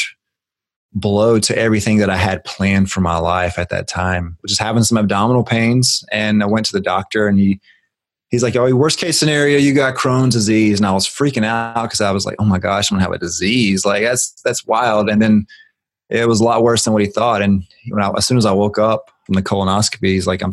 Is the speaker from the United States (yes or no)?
yes; Griffin, Georgia, United States; now in Atlanta, United States; I was born and raised in Griffin, Georgia, which is a small town about an hour south of Atlanta, Georgia